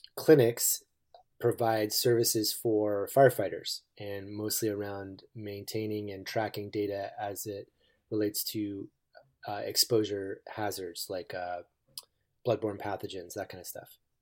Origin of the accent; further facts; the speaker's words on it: East Coast, United States; now in Eugene, United States; I grew up on the East Coast